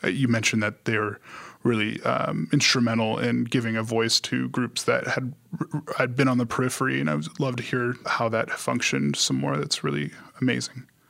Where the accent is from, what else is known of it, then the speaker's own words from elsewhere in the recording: Long Beach, California, United States; I hail from Long Beach, California